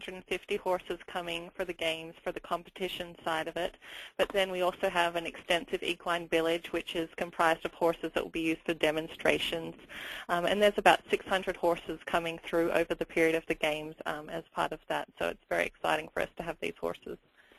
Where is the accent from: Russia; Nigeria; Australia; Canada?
Australia; moved away as an adult; I'm from Australia originally and grew up on a sheep farm with horses and then worked at the local veterinary practice